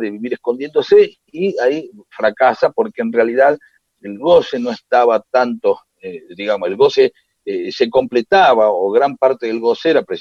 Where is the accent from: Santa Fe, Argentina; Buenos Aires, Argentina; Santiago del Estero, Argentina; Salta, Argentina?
Santiago del Estero, Argentina; ella vive en Carmen de Patagones, yo soy de Santiago del Estero, así que buscamos algo a mitad de camino.